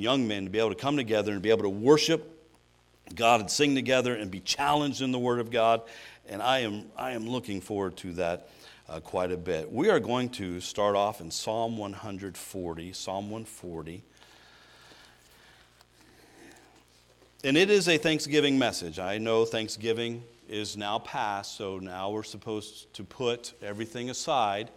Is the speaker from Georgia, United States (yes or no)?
yes; Georgia, United States; moved away as an adult; I grew up in Georgia